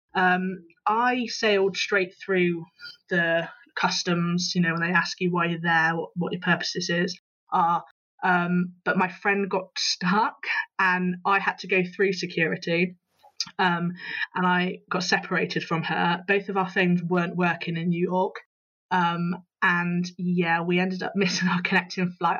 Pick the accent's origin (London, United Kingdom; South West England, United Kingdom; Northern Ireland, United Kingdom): South West England, United Kingdom; Bristol; I am, as you can probably tell from my accent, Bristol born and, born and bred